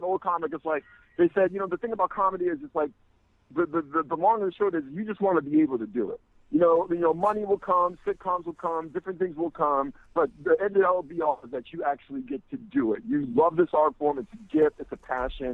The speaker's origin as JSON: {"language": "English", "town": "Boston", "region": "Massachusetts", "country": "United States", "tie": "born or raised there", "moved": "as an adult", "lives_now": "Brooklyn, United States", "said": "I was born and raised in Boston, but I've been living in Brooklyn for a long time"}